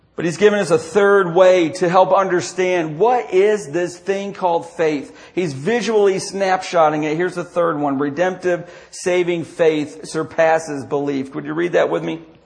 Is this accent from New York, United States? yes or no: yes; DeRidder, New York, United States; my hometown of DeRidder, New York